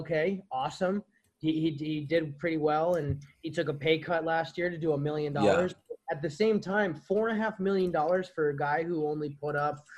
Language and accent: English; San Jose, California, United States; my hometown team, the San Jose Sharks, man, out of San Jose, California.